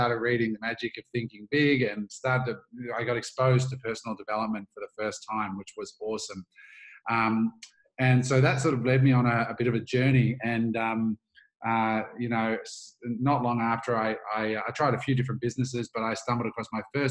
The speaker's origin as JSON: {"language": "English", "country": "Australia", "tie": "born or raised there", "also_born_or_lived": "United States", "said": "I grew up in Australia"}